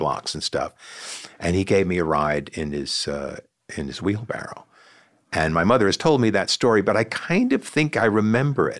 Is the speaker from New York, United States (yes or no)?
yes; Sea Cliff, New York, United States; librarian in my hometown in Seacliff